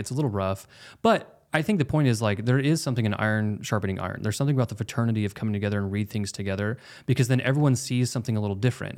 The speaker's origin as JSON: {"language": "English", "region": "Oklahoma", "country": "United States", "said": "we're both from Oklahoma"}